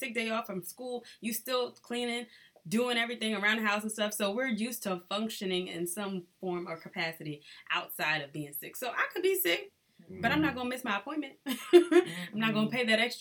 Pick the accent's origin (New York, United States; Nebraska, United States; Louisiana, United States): Louisiana, United States; New Orleans; I'm from New Orleans, I'm from the 504